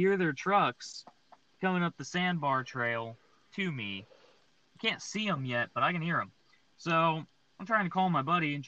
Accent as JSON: {"language": "English", "town": "Texas City", "region": "Texas", "country": "United States", "tie": "born or raised there", "also_born_or_lived": "Livingston, Texas", "said": "I grew up in Texas City"}